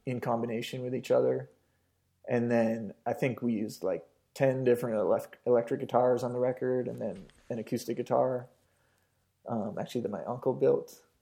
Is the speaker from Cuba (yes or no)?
no; British Columbia, Canada; growing up in Canada